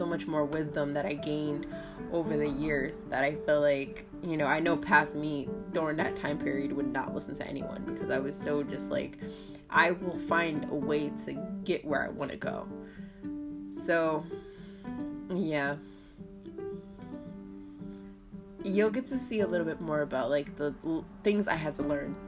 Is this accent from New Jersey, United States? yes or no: yes; New Jersey, United States; I'm from Jersey, so we're very sarcastic people